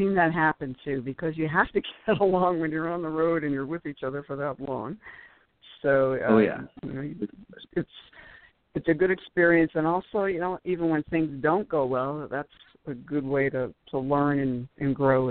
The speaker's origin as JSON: {"language": "English", "region": "New York", "country": "United States", "also_born_or_lived": "New Jersey, United States / Colorado, United States", "said": "Yes, I'm originally from New York and New Jersey, and people are probably saying, oh, that's where the accent is from."}